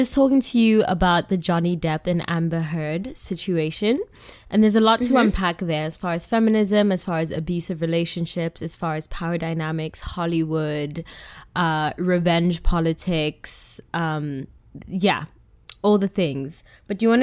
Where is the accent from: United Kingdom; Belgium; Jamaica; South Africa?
South Africa; now in New York, United States; I am your South African living in New York, favorite African auntie